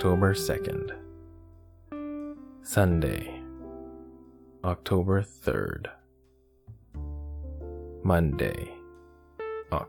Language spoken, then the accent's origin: English; Canada; in my home country of Canada